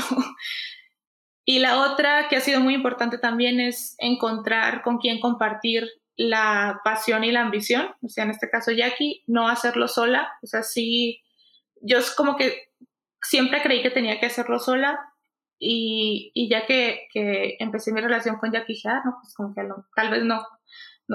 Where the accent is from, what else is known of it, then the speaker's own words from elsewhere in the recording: Culiacán, Sinaloa, Mexico; moved away as an adult; now in Mexico City, Mexico; Somos de Culiacán las dos, de Sinaloa.